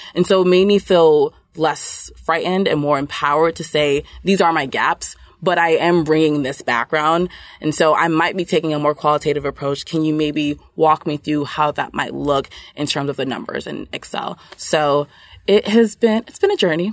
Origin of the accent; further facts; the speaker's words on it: New York City, New York, United States; I grew up in Brooklyn, New York, um, but my parents are originally from Nigeria